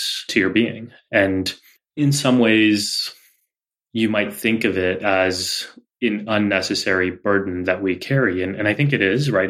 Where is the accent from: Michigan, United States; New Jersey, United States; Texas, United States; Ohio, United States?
Texas, United States; our experience growing up in Texas